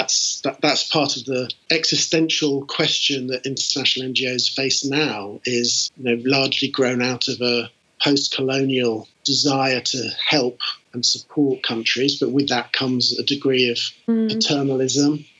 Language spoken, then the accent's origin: English; United Kingdom; moved away as an adult; also born or lived in United States; having been a Brit in America